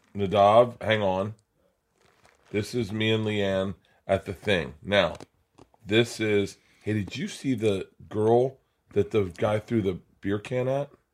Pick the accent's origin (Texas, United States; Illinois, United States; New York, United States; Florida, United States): Florida, United States; I grew up in Florida